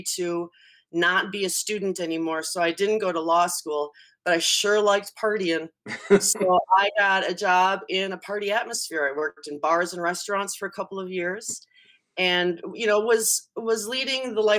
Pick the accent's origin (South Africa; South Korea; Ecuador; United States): United States; St. Paul, Minnesota; also born or lived in Cleveland, Ohio / Eden Prairie, Minnesota; I grew up in St. Paul.